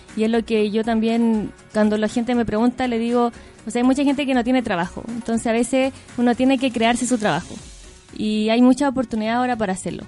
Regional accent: Linares, Maule, Chile; yo soy de región, soy de Linares

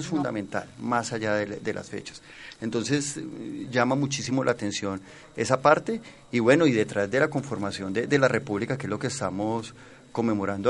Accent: Cali, Valle del Cauca, Colombia; Y son representaciones que nos fortalecen como caleño

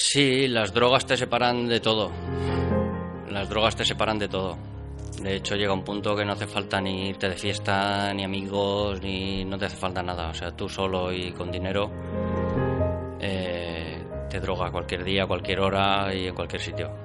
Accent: Barcelona, Catalonia, Spain; moved away as an adult; now in Villarreal, Spain; nací en Barcelona, eh, llevo ya 20 años viviendo en Villarreal

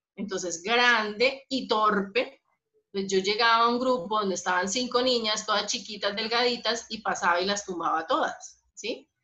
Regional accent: Bogotá, Colombia; moved away as an adult; also born or lived in Bucaramanga, Colombia; soy, soy de Bogotá

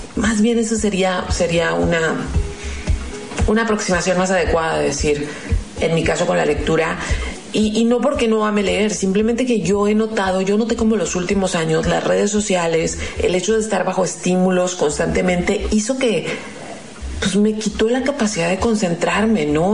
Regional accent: Mexico; como mexicana

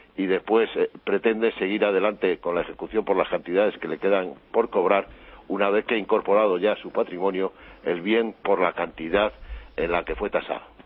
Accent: Valladolid, Castile and León, Spain; los de mi ciudad, que es Valladolid

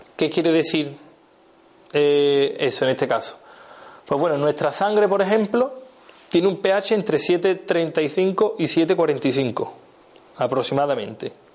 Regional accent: Seville, Andalusia, Spain; soy de Sevilla, a mí la, C me, cuesta

